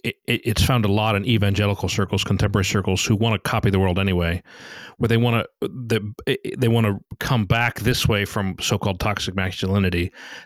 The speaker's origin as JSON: {"language": "English", "country": "United States", "tie": "born or raised there", "said": "We grew up in America"}